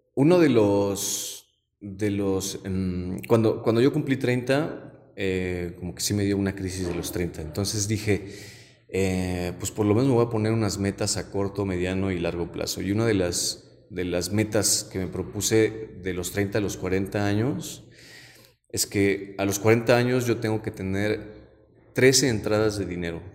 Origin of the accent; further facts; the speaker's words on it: Zinacantepec, State of Mexico, Mexico; yo soy de Sinacantepec y tenía un tío abuelo que se dedicaba a la barbacoa y el pulque